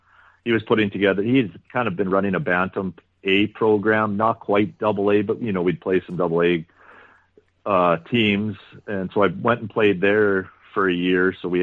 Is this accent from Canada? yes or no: yes; Kenaston, Saskatchewan, Canada; I grew up here in Keniston.